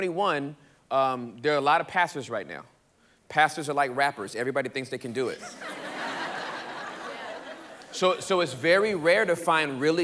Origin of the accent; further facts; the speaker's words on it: Inglewood, California, United States; I'm from Inglewood, California. The hood part, pre-gentrification.